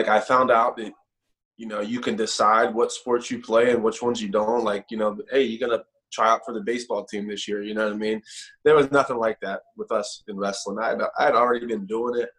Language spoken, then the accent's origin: English; Pittsburgh, Pennsylvania, United States; moved away as an adult; also born or lived in Morgantown, West Virginia; I'm originally from Pittsburgh, hour and a half up the road